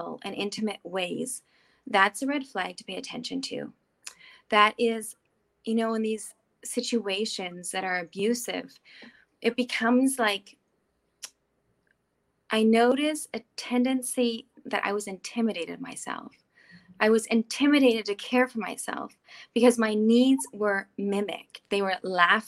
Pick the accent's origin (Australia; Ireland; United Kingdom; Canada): Canada; the Prairies; now in Switzerland; I grew up in the prairies in Canada